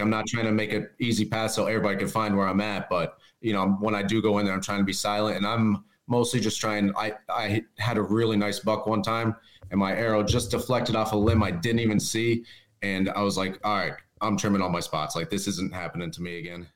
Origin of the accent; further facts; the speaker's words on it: East End, Pennsylvania, United States; I'm from East End, Pennsylvania